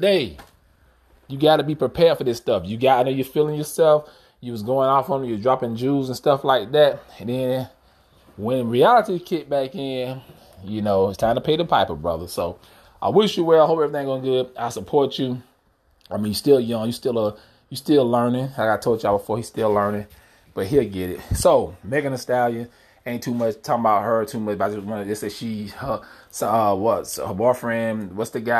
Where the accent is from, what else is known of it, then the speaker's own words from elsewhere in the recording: Georgia, United States; I was born in Georgia